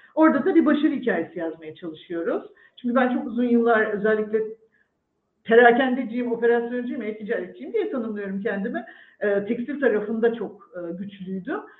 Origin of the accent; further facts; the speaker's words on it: İzmir, Turkey; moved away as an adult; now in Istanbul, Turkey; İzmirliyim, karşıya kalayım. Bornova Vandal Sesi mezunuyum.